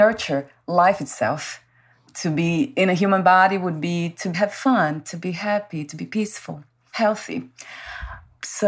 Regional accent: Brazil; English is a second language; moved away; Born in Brazil

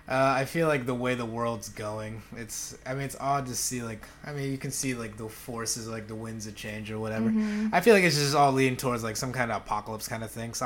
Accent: Philippines; moved away; growing up in the Philippines

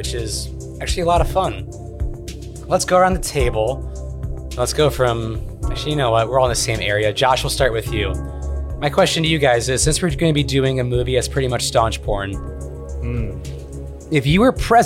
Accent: Indiana, United States; growing up in Indiana

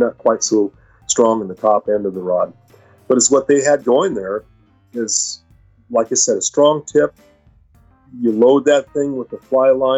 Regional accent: Idaho, United States; we're pretty much from Idaho, or at least I am. I was born in Idaho

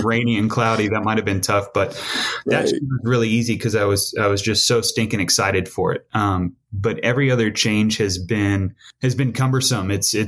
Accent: Grants Pass, Oregon, United States; moved away as an adult; also born or lived in Eugene, Oregon / Portland, Oregon; I grew up in Southern Oregon, Grants Pass, little river town.

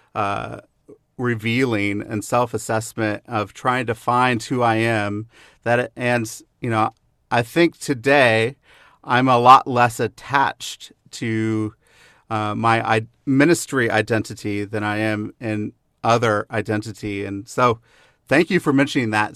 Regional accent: the Northwest, Pacific Northwest, United States; now in Kansas City, United States; when I grew up in the Northwest

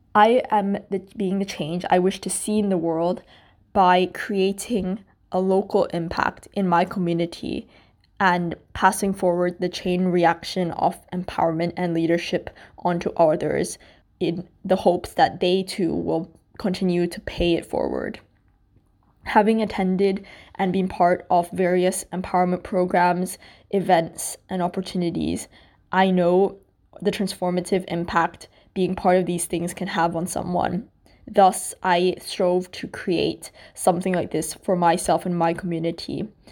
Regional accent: Qatar; moved away as an adult; also born or lived in Malaysia; now in London, United Kingdom; I am Malaysian, but I grew up in Qatar and am now living in London for university.

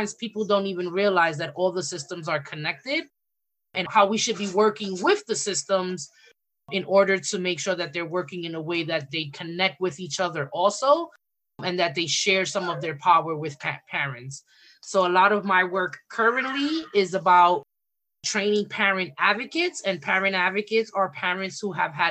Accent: New York City, New York, United States; I'm from the Bronx and from New York

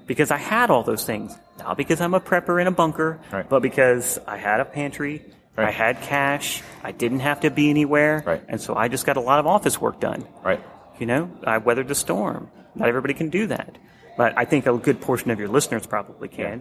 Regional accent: Atlanta, Georgia, United States; I grew up in the Atlanta area

